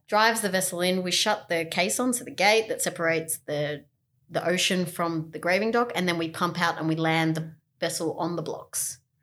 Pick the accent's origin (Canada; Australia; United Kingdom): Australia; we're from Australia